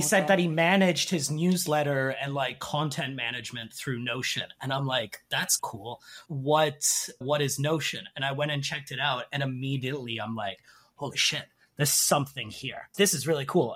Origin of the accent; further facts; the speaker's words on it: Canada; moved away as an adult; now in South Korea; I'm originally from Canada.